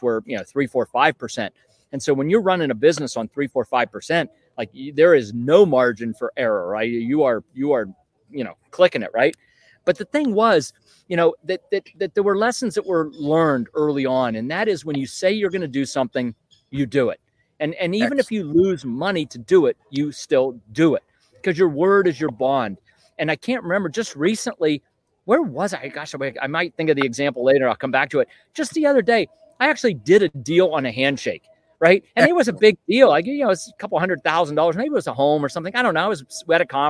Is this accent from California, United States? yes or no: no; Western Pennsylvania, United States; moved away as an adult; also born or lived in Northern Virginia; I grew up in Western Pennsylvania